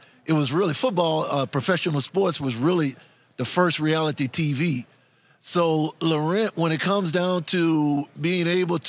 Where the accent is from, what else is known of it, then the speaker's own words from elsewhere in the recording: New Orleans, Louisiana, United States; Yeah, I'm from New Orleans. So the Vucaray.